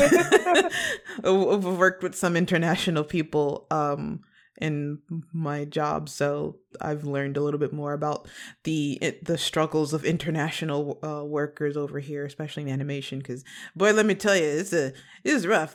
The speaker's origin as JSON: {"language": "English", "area": "western suburbs of Chicago", "region": "Illinois", "country": "United States", "moved": "yes", "lives_now": "Los Angeles, United States", "said": "I'm a Midwest baby. I am from, uh, Chicago originally, um, in the West suburbs"}